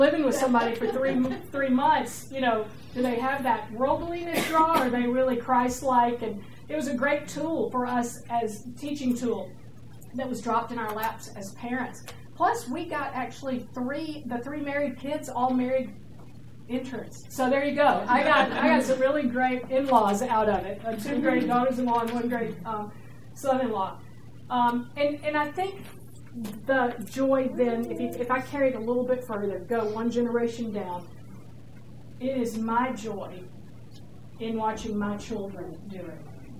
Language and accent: English; Georgia, United States; I'm from Georgia, and you can't do that kind of stuff down south.